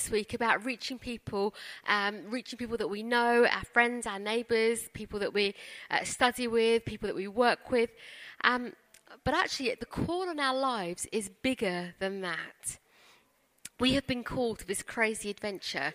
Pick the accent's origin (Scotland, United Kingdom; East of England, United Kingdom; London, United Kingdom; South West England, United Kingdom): London, United Kingdom; also born or lived in India; we come from Wimbledon